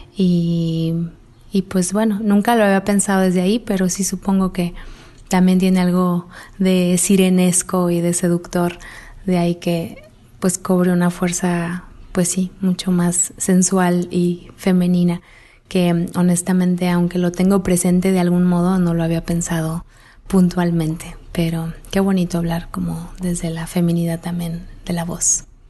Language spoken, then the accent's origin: Spanish; Mexico City, Mexico; now in Guadalajara, Mexico; yo nací en Guadalajara y al mes prácticamente me mudé a la Ciudad de México y a los tres años de edad entré a esta escuela que cuando menos estaba ubicada en Coyoacán